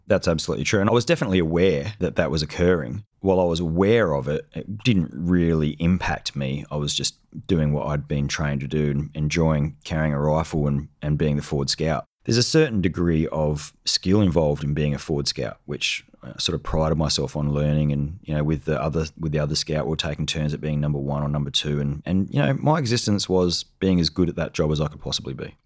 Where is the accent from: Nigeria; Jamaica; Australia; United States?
Australia; South Australia; I grew up in South Australia